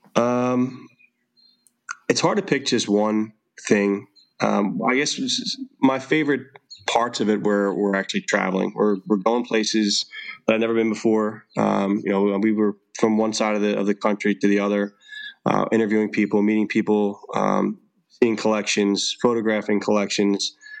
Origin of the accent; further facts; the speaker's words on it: Philadelphia, Pennsylvania, United States; I'm born and raised in Philadelphia, Pennsylvania